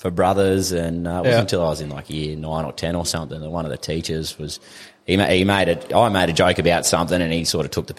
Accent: Gladstone, Queensland, Australia; moved away as an adult; grew up here, cut my teeth here, moved away when I was, 20, 21?

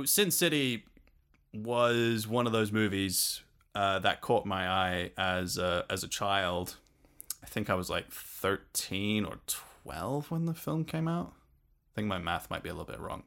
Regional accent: London, United Kingdom; also born or lived in Salisbury; now in Denmark; we moved from London to a quaint uh, from London to a quaint little village outside Salisbury and then to Denmark, where I'm currently, currently now living

